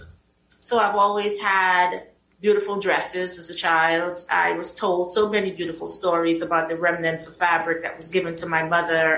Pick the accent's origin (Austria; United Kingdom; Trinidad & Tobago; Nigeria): Trinidad & Tobago; Moruga; also born or lived in United States; now in Atlanta, United States; I am from Trinidad and Tobago in a small village called Moruga, where I grew up and then came to America